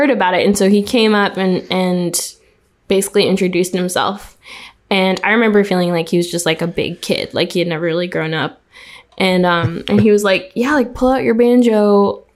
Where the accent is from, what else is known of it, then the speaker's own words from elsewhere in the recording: Montreal, Quebec, Canada; So I'm originally from Montreal, Quebec, and like Canada mostly, like, no, completely born and raised.